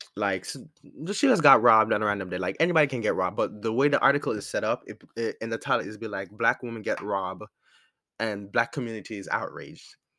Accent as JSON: {"language": "English", "country": "Jamaica", "said": "as a Jamaican, coming from the island"}